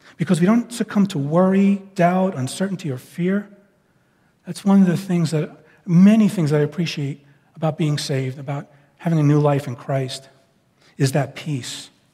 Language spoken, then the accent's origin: English; New York, United States; moved away as an adult; now in West Coast, United States; I'm from New York and I, I act and think differently than people from the West Coast. And I know they bear with me in, in some of my speech patterns and, and thought patterns, not sinful, just it's kind of the result of how I grew up.